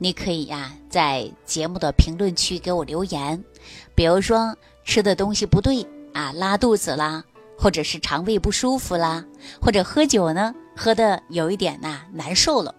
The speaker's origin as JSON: {"language": "Chinese", "country": "China", "said": "我们中国人呐都有这样的一个习俗啊，"}